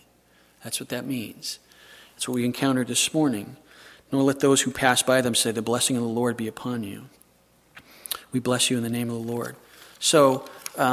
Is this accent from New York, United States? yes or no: no; Southern California, United States; I'm from Southern California